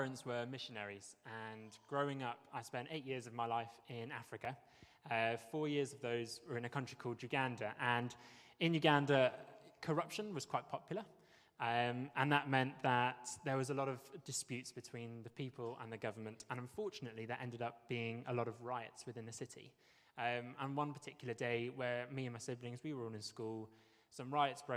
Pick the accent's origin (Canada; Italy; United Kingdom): United Kingdom; Wales; moved away; also born or lived in Bristol, United Kingdom; I am Welsh, and I'm very proud to be Welsh